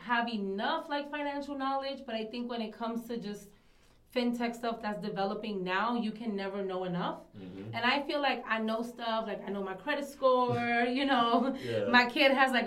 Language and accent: English; New York City, New York, United States; also born or lived in Dominican Republic / Marcy Houses, Brooklyn; I am an immigrant from the Dominican Republic. I was originally raised in Williamsburg. And then my family and I moved to Marcy Houses